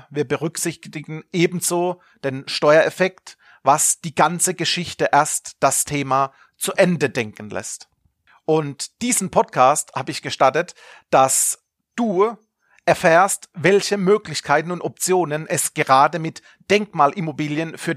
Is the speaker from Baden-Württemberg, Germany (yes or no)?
yes; Baden-Württemberg, Germany; accent: Kurpfälzisch; now in Stuttgart, Germany; man hört es teilweise durch meinen Slang, dass ich aus dem kurpfälzischen Bereich bin, aus der Region Karlsruhe, Mannheim, Heidelberg, da ist es natürlich für den Badener ein Schritt, den Weg ins Schwabenländle sich zu gönnen.